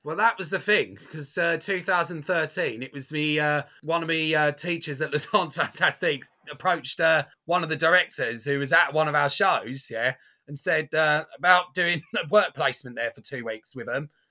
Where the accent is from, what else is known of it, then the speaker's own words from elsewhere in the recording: Basildon, East of England, United Kingdom; my hometown of Basildon